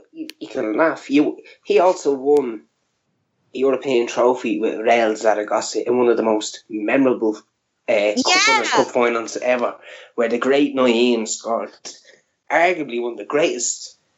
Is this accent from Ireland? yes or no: yes; Ireland; I'm Irish.